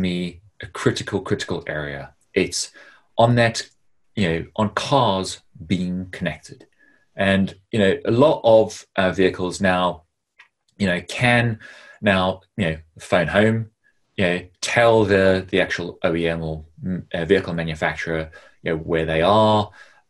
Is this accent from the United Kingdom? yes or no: no; South Africa; growing up in South Africa